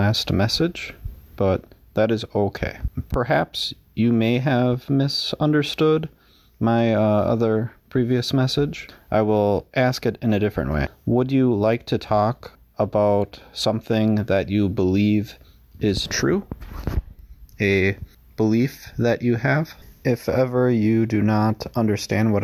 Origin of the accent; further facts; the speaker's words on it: Wisconsin, United States; first language English; I am from the United States. I live in Wisconsin. It's one of the northern states, so it's pretty cold in the winter. It's starting to get cold out. I've lived here my whole life